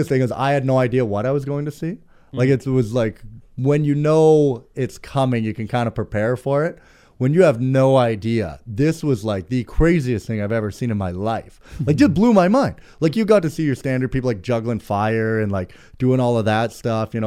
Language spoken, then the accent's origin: English; Prince George, British Columbia, Canada; I'm originally here from Prince George, BC.